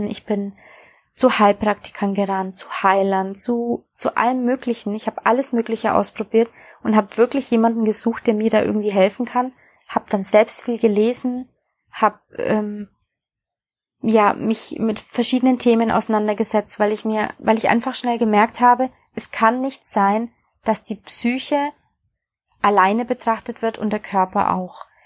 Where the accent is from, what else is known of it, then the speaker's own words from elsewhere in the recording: Bavaria, Germany; Aufgewachsen bin ich in Bayern in Deutschland und habe nach der mittleren Reife beschlossen, mein Abitur nachzumachen und Medizin zu studieren.